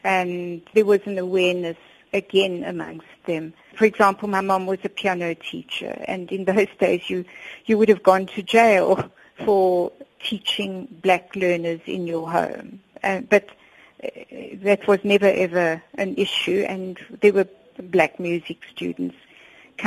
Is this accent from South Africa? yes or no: yes; Johannesburg, Gauteng, South Africa; I grew up on Crown Mines in Joburg